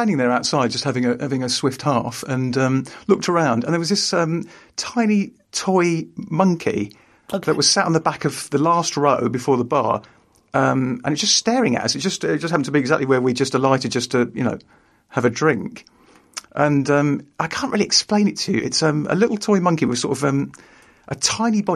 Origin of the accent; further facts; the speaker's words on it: London, United Kingdom; I grew up in London